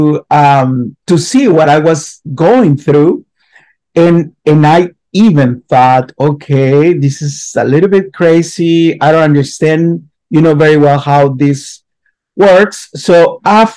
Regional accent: near the Arizona border, Sonora, Mexico; moved away as an adult; also born or lived in Utah; I grew up, I was born in a little tiny town in the north of Mexico, in a desert area, below to Arizona, like an hour from the border

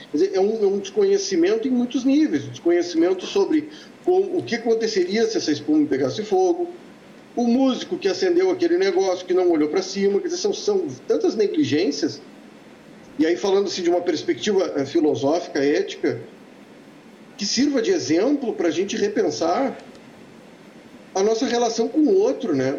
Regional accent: Santa Maria, Rio Grande do Sul, Brazil; moved away as an adult; eu sou um filho de Santa Maria. Eh, não, não nasci em Santa Maria, mas eu morei lá dos meus 11 anos até os meus 19.

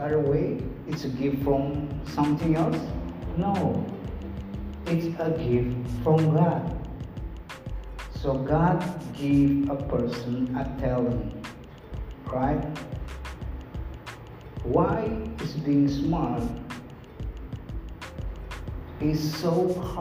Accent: Kupang, East Nusa Tenggara, Indonesia; English is a second language; This is English, this is not my mother language. I don't born with English in my mouth. I was born in Kupang, in a very far east side of Indonesia

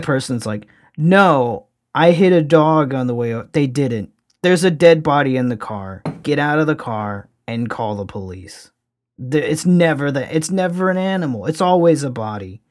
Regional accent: Louisiana, United States; my home state, actually, of Louisiana

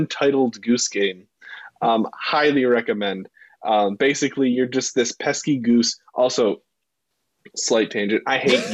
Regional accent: Detroit, Michigan, United States; moved away; I'm from Metro Detroit

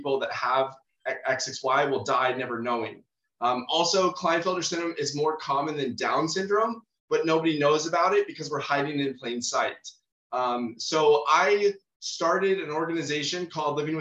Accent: San Diego, California, United States; I'm born and raised in San Diego, California

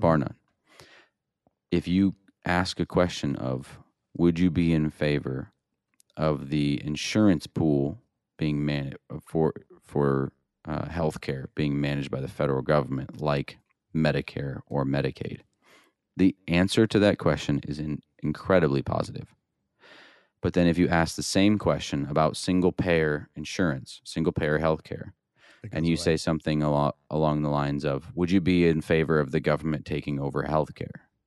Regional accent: Iowa, United States; I grew up in Iowa

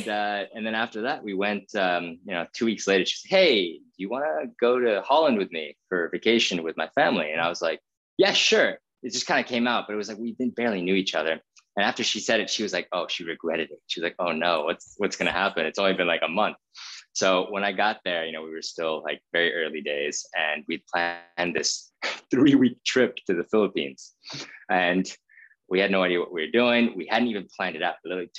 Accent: India; I grew up in India. My brother was born there. My parents were very nomadic.

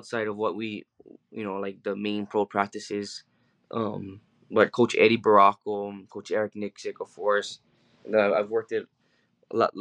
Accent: Hawaii, United States; I'm from Hawaii

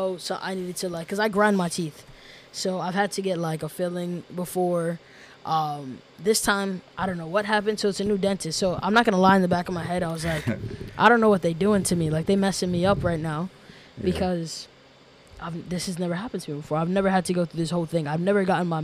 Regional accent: New York City, New York, United States; moved away as an adult; now in Massachusetts, United States; I'm originally from New York City

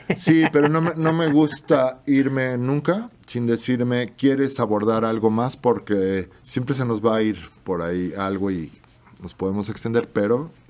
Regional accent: Mexico; somos mexicanos

